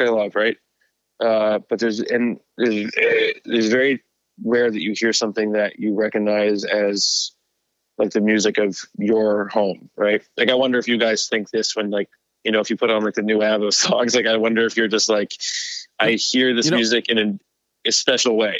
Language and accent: English; New Jersey, United States